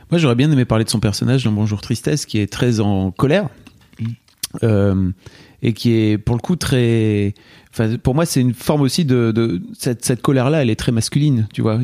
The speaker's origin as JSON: {"language": "French", "region": "the North", "country": "France", "tie": "born or raised there", "said": "J'ai grandi dans le Nord"}